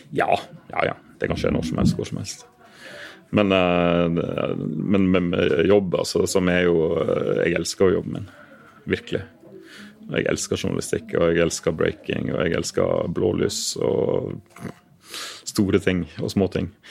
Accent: Western Norway, Norway; moved away as an adult; now in Oslo, Norway; jeg er jo vestlending, og har denne jobben her i Oslo fram til etter valget.

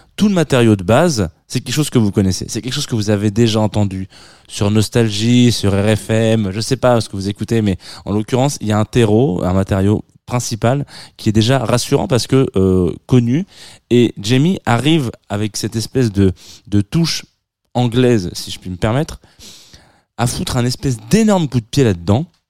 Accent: France; accent: franchouillard (French); mon accent franchouillard

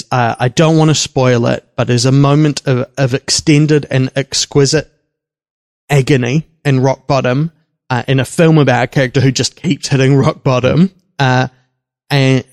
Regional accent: Wellington, New Zealand; I grew up in Wellington

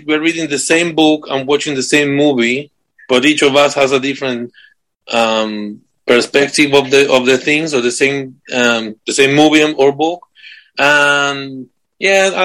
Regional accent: Argentina; moved away as an adult; also born or lived in United States; now in United Kingdom; I'm from Argentina

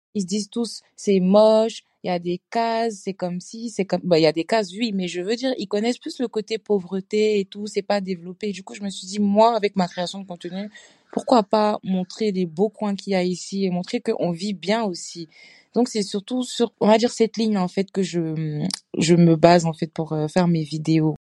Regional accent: Côte d’Ivoire; also born or lived in Senegal (ancestry); now in Strasbourg, France; je suis ivoirienne, d'origine sénégalaise aussi. Et euh, je vis à Strasbourg en France

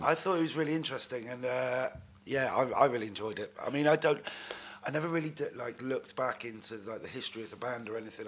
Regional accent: Newton Abbot, South West England, United Kingdom; also born or lived in Exeter; I was born in Devon. Uh, I grew up in a town called Newton Abbot, which is um, in between Torquay and Exeter.

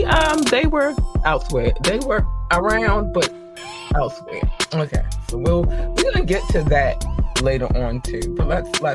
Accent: Baltimore, Maryland, United States; also born or lived in North Carolina; I am from Baltimore, Maryland. Originally born in North Carolina, but raised in Baltimore, Maryland

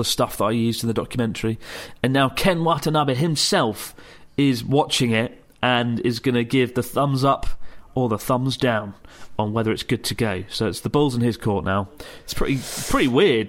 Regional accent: United Kingdom; The Brit in me

